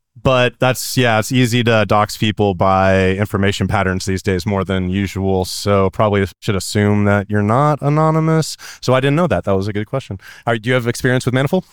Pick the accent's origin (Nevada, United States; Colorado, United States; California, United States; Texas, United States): California, United States; I'm from California